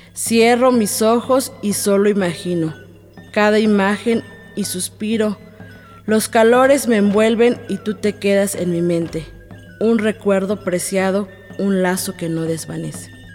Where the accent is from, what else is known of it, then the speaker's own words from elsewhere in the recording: Atlequizayán, Puebla, Mexico; first language Totonac; Spanish is a second language; Yo soy de Atlequizayán, Puebla, una comunidad que se encuentra en la sierra norte del estado. Y pues yo hablo totonaco desde que soy niña